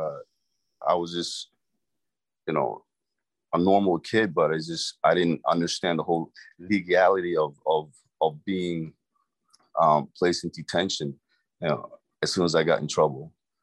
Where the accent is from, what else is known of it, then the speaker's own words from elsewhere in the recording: Maine, United States; English is a second language; as a child, growing up in Maine